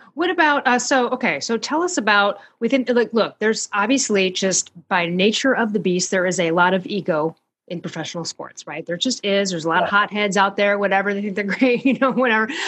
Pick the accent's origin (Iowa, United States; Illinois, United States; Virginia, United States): Illinois, United States; Chicago; I'm from Chicago